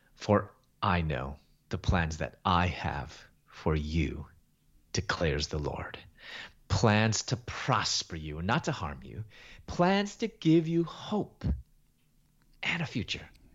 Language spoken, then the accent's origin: English; Chicago, Illinois, United States; moved away as an adult; also born or lived in Louisville, Kentucky; I was born in Chicago and raised there in Chicago.